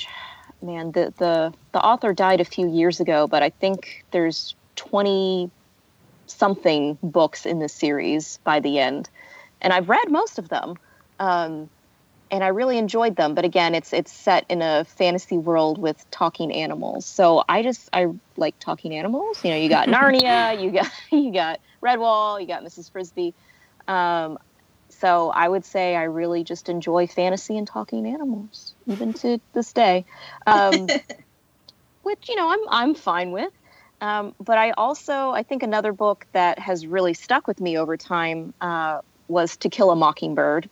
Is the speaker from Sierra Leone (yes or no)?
no; the South, United States; I am from the South. I'm not from the deep South